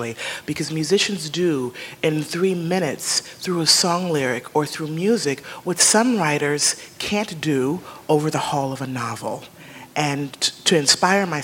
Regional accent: Chicago, Illinois, United States; also born or lived in Kansas City, Missouri; now in New York, United States; I'm a Midwesterner by roots. I was born in Kansas City, Missouri, and grew up in the suburbs of Chicago

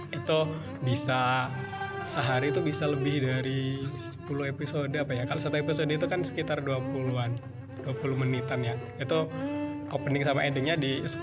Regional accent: Pringsewu, Lampung, Indonesia; also born or lived in Ambarawa; Pringsewu masih di Pringsewu di tepatnya di desa Sukoharjo satu gitu tapi lahirnya nggak di situ sih gitu. lahirnya di Ambarawa gitu di Ambarawa sampai umur 3 tahun gitu. terus pindah ke Sukoharjo satu

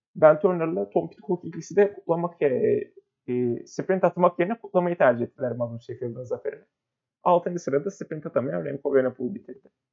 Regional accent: Turkey; memleketimiz Türkiye'den

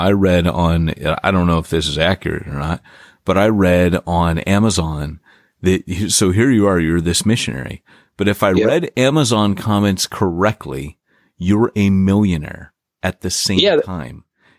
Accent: Virginia, United States; born there; also born or lived in Pennsylvania / New York; Yep. I was born in Virginia.

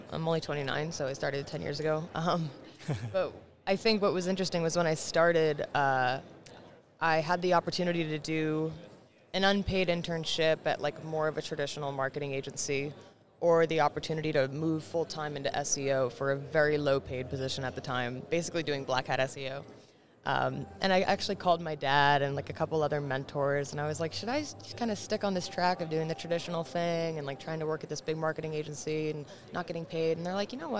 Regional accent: Marin, Bay Area, California, United States; now in New York City, United States; So I didn't grow up in New York City. My parents did. My parents are both from New York City. They raised me in the Bay Area. So I'm a Bay Area kid, Silicon Valley. Awesome. But I grew up in Marin, which is just north of San Francisco.

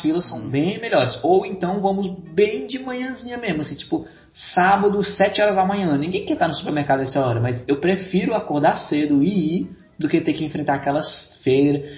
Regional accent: Fortaleza, Ceará, Brazil; also born or lived in São Paulo; aqui em Fortaleza, eu tenho que falar daqui, que é onde eu é, passei mais tempo da minha vida aqui

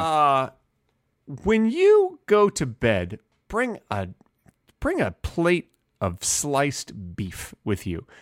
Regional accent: United States; As an American

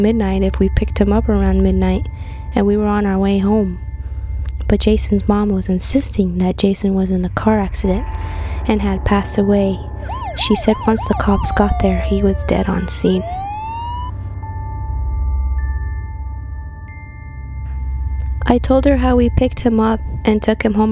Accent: Santa Fe, New Mexico, United States; born and raised in Santa Fe, New Mexico.

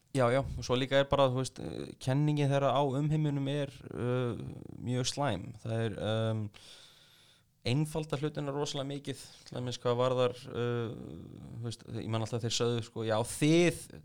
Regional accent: Iceland; ég er frá Íslandi

